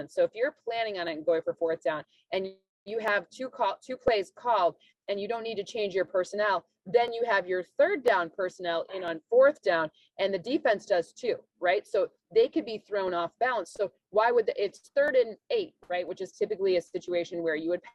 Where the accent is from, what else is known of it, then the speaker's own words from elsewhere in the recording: Michigan, United States; moved away; we're both from Michigan